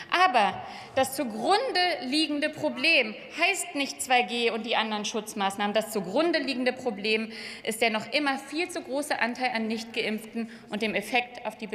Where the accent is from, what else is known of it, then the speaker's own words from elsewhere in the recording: Hamburg, Germany; ich bin aus Hamburg, dem Tor zur Welt